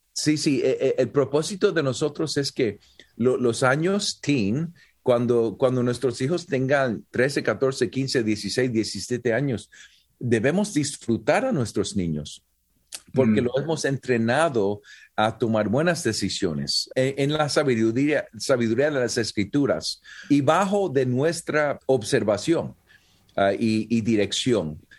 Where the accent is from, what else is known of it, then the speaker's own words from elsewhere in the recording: Puerto Rico; soy puertorriqueño y nací en Puerto Rico